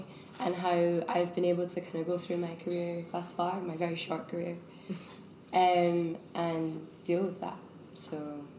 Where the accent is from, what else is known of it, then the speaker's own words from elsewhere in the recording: Scotland, United Kingdom; I'm also a Scottish actress. I am 23.